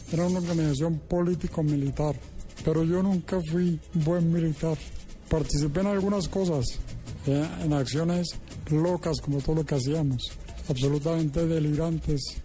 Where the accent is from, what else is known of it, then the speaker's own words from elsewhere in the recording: Colombia; la de los colombianos